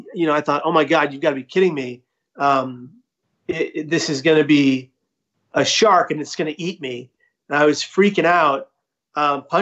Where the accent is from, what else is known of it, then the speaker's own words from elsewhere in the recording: San Francisco, California, United States; now in Atlanta, United States; I was born in the Tenderloin of San Francisco